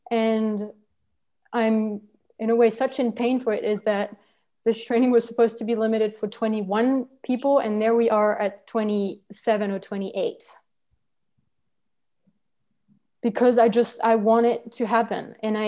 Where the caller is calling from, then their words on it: La Gomera, Canary Islands, Spain; I'm speaking now from La Gomera, which is in the Canary Islands. It is supposed to be Spanish territory. I don't consider it Spanish territory, but whatever.